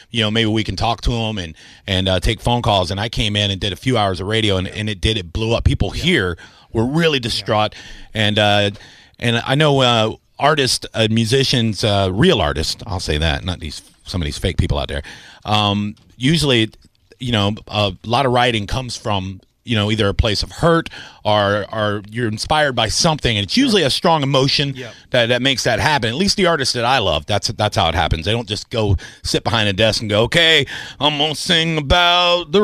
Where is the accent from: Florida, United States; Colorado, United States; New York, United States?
Florida, United States; Tampa; I am a homegrown boy. I will say that. I think I'm the only on-air talent that is born and raised in Tampa